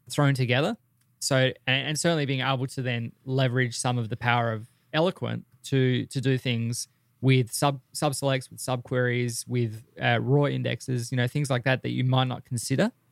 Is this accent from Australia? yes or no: yes; Australia; they just launched a pop in my hometown